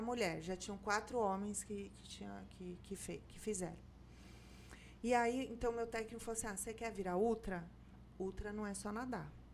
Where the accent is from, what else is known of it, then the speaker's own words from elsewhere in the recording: São Paulo, Brazil; moved away as an adult; now in Salvador, Brazil; Eu sou paulista, mas eu moro aqui há 21 anos.